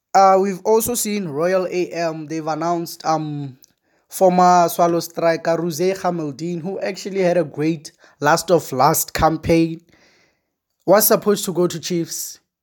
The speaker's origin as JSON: {"language": "English", "region": "Limpopo", "country": "South Africa", "said": "I'm from Limpopo. I know I'm, I'm from Limpopo"}